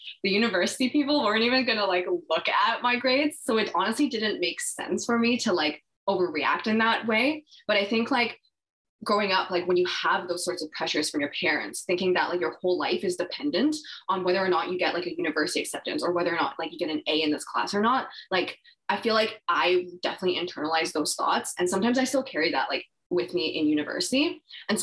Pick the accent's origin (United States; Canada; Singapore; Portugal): Canada; Vancouver, British Columbia; I grew up in Vancouver.